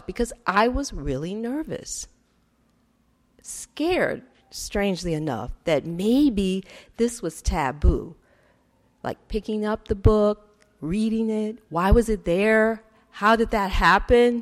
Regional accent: Detroit, Michigan, United States; I grew up in Detroit

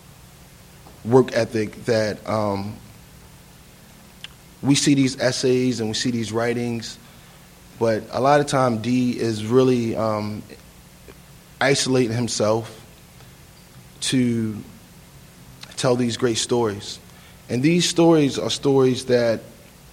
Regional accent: Baltimore, Maryland, United States; We grew up together in East Baltimore

